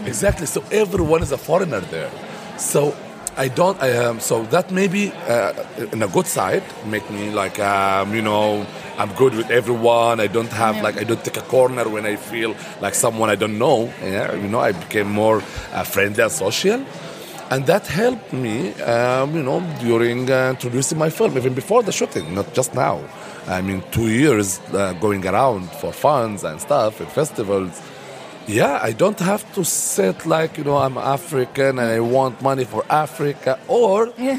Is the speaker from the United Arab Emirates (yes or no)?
yes; Dubai, United Arab Emirates; also born or lived in Sudan; My mom's from Egypt. My dad from Sudan, and I born and raised in Dubai but also between Dubai and Sudan.